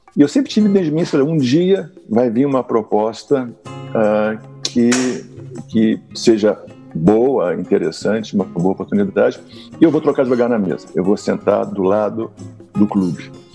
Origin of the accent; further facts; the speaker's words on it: Rio de Janeiro, Brazil; onde eu sou carioca